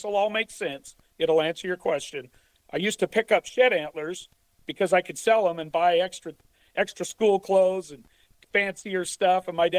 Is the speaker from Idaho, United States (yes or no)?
yes; Idaho, United States; Only Washington, and I grew up in Idaho.